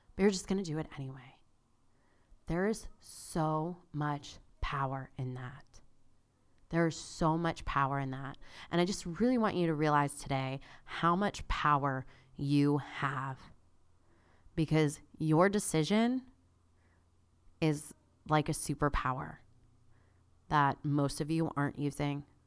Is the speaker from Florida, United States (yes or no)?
yes; South Florida, United States; I grew up in South Florida.